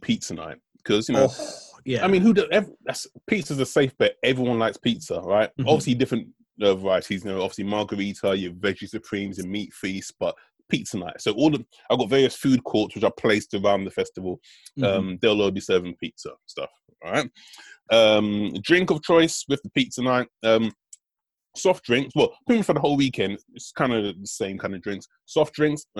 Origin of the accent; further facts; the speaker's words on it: United Kingdom; I'm British. You know, I got my British roots